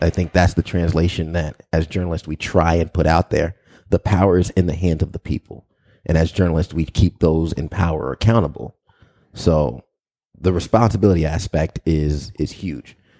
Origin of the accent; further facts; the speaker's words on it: Long Island, New York, United States; also born or lived in Albany, New York; I grew up in Long Island